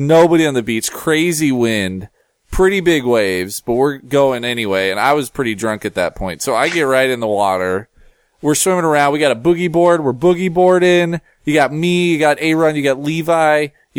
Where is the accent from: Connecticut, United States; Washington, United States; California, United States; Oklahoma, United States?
Washington, United States; Seattle; I'm from Seattle